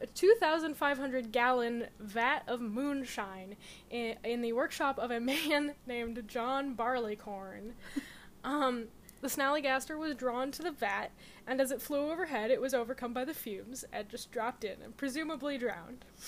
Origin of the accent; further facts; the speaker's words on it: Connecticut, United States; I'm from Connecticut. We don't pronounce T's anyway